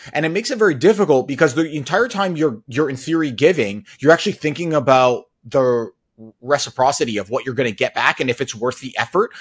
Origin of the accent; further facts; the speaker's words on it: Toronto, Ontario, Canada; also born or lived in United States; I grew up in the Toronto area